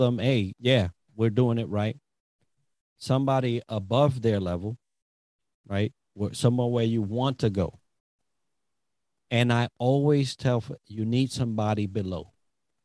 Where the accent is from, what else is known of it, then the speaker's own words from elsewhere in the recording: New York City, New York, United States; We're from the Bronx